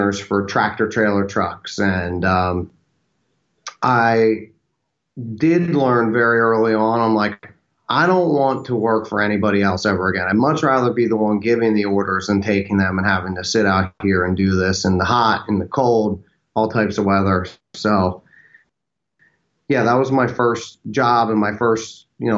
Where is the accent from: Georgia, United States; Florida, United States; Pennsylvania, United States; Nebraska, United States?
Pennsylvania, United States; Birdsboro; now in Austin, United States; I'm originally from the Philadelphia area. I actually have a small town of about 5,000 people called Birdsboro, Pennsylvania